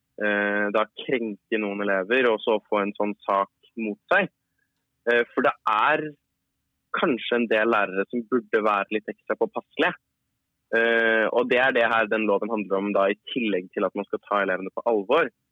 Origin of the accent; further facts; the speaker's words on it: Oslo, Norway; jeg kommer fra Oslo